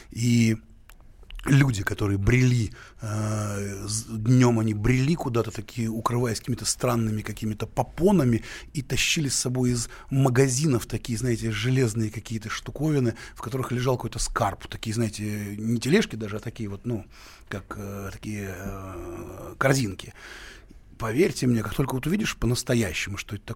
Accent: Kyiv, Ukraine; born there; Да, я родился в Киеве и очень горжусь этим. И э, это один, это, это прекрасный город Киев.

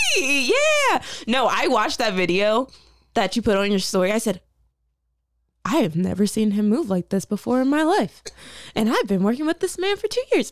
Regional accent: Middletown, Delaware, United States; I'm from Middletown, Delaware.

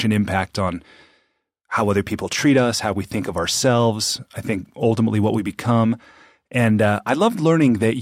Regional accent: Salt Lake City, Utah, United States; my hometown here of Salt Lake

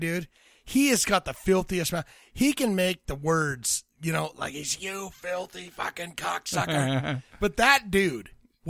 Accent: West Valley, United States; I was born in West Valley.

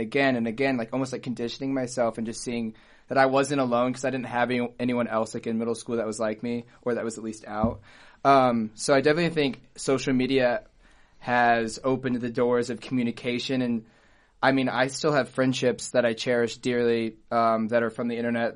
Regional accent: Auburn, Indiana, United States; now in Bloomington, United States; from Auburn, Indiana, small town

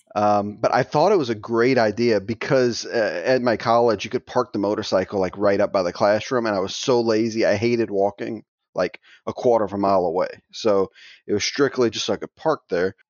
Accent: Thibodaux, Louisiana, United States; I'm from, um, little tiny town called Thibodeau, Louisiana. It's kinda in the middle of the swamp, more or less, south of New Orleans

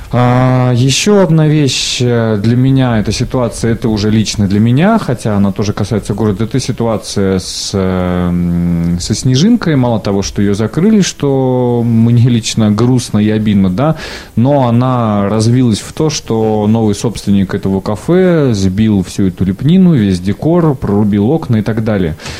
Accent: Siberia, Russia; я хоть и коренной сибиряк

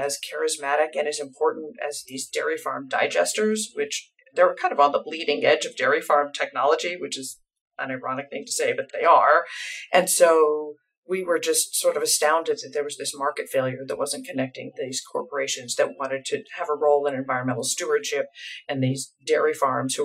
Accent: United States; being an American, and I work a fair amount in Europe

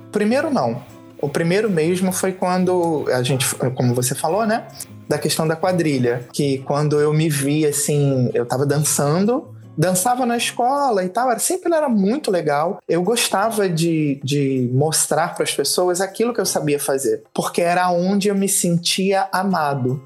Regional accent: Nova Iguaçu, Rio de Janeiro, Brazil; eu sou de Nova Iguaçu, o Rio Nova Iguaçu, Baixada Fluminense, Rio de Janeiro. Nascida e criada na periferia

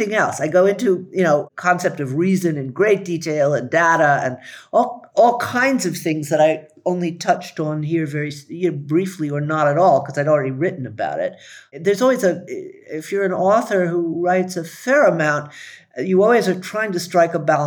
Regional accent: the South, United States; also born or lived in Howard County, Maryland; when I was a kid growing up in the South

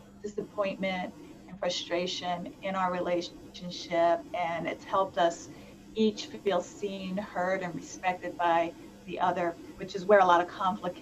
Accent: East Coast / New York, United States; moved away; I'm from the East Coast originally, so I'm a little bit of that, like, that tough New York exterior

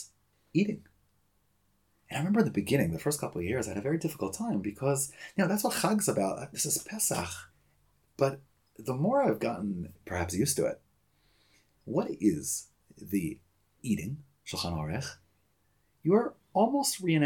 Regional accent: Teaneck, New Jersey, United States; In all the Sederim we had growing up in Teaneck, New Jersey

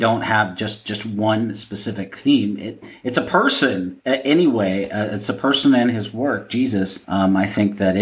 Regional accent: Seattle, Washington, United States; also born or lived in Idaho; growing up in the Northwest of the United States, you know, Seattle, and living in Idaho, so I lived, you know, 90% of my life in that area.

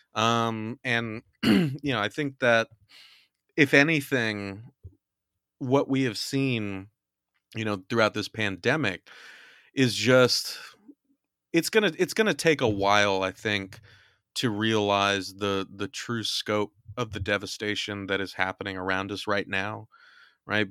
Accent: California, United States; moved away; my home state is burning

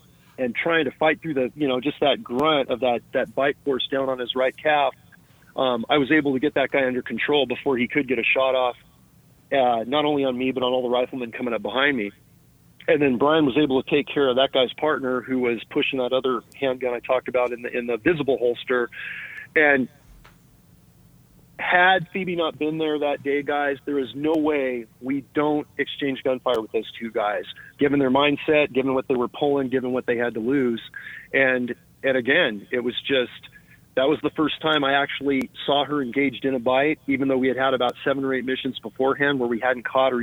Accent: Morgan Hill, California, United States; where I grew up again in Morgan Hill

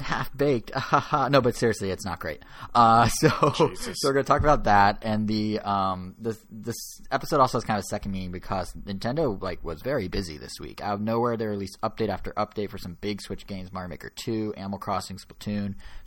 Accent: United States; I'm American through and through

